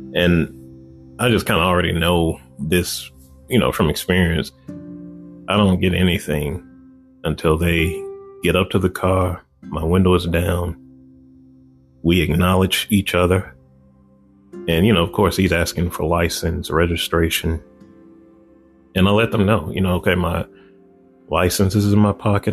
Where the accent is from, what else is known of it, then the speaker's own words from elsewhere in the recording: Chicago, Illinois, United States; I grew up on the west side of Chicago